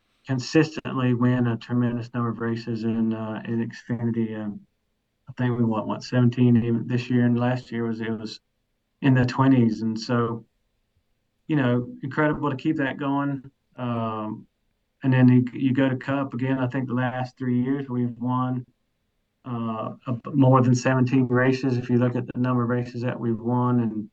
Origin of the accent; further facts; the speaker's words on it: Mount Airy, North Carolina, United States; accent: regional accent; I grew up in North Carolina in Mount Airy, the original Mayberry